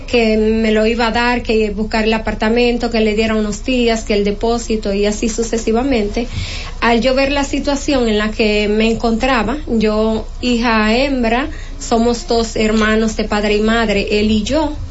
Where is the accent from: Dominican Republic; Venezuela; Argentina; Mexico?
Dominican Republic; Loma de Cabrera, Dajabón; now in Santo Domingo, Dominican Republic; nosotros somos oriundo de Loma de Cabrera.